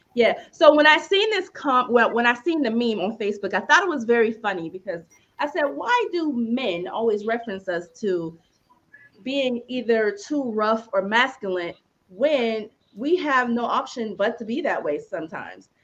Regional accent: Youngstown, Ohio, United States; now in Atlanta, United States; I'm from Youngstown, living in Atlanta

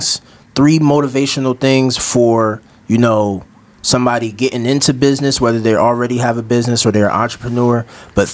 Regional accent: Maryland, United States; moved away; I'm from Maryland

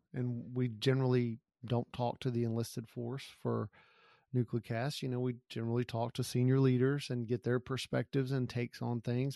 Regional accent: Gulf Coast, United States; I grew up on the Gulf Coast

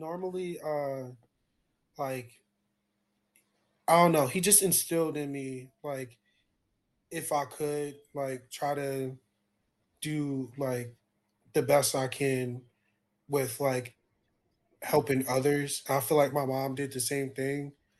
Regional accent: Somerset, New Jersey, United States; my hometown, because it's like, you know, like that's where I'm from.

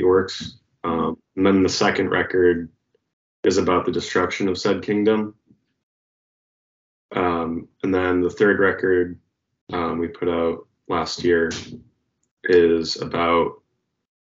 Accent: Pennsylvania, United States; now in Lowell, United States; I'm actually originally from Pennsylvania

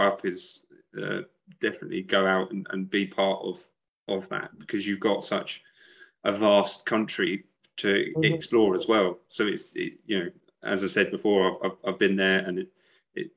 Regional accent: United Kingdom; moved away; I lived just outside of London for about 20 years. That was my hometown.

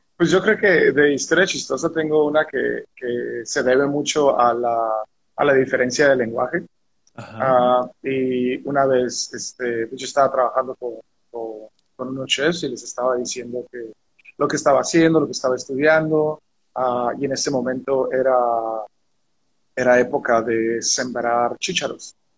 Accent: Mexicali, Baja California, Mexico; moved away as an adult; also born or lived in Puebla / Albury-Wodonga; now in Sydney, Australia; nací en Mexicali, Baja California, y crecí ahí toda mi vida, hasta que vine para acá.

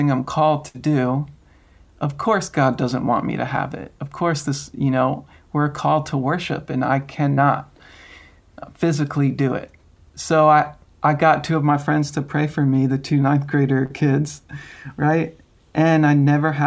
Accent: Long Island, New York, United States; I grew up in Long Island, New York

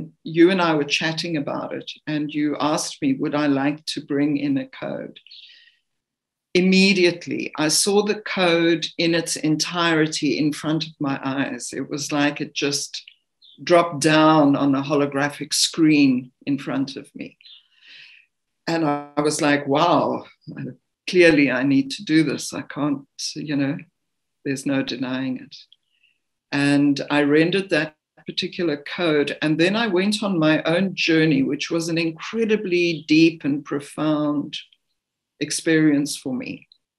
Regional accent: South Africa; I mean, I come from South Africa. I'm not a great swimmer. I'm not a strong swimmer.

